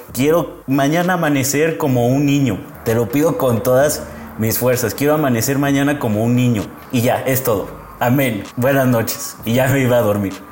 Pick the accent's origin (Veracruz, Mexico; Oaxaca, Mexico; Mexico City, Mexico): Mexico City, Mexico; soy de la Ciudad de México